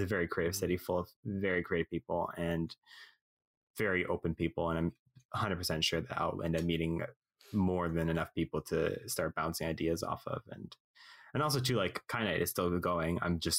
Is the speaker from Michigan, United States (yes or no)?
yes; Muskegon, Michigan, United States; I'm gonna hit up my hometown in Michigan. Muskegon, Michigan, hit up that, see how that's going.